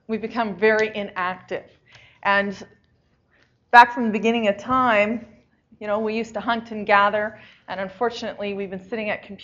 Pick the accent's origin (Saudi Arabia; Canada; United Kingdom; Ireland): Canada; Saskatchewan; moved away; I'm from Saskatchewan originally. That's where I grew up